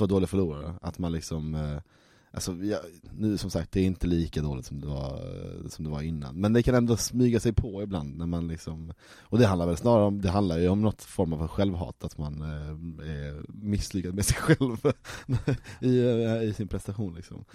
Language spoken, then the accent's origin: Swedish; Malmö, Skåne, Sweden; jag är född i Malmö. Står Möllevången i passet.